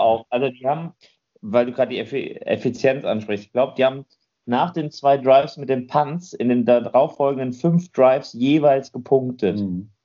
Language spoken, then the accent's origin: German; Germany; Bei uns in Deutschland